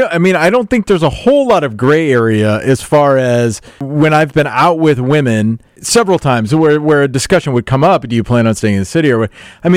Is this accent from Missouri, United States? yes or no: no; Des Moines, Iowa, United States; moved away; I grew up in Des Moines, which is the way I kind of describe it to people is it basically was like a suburb.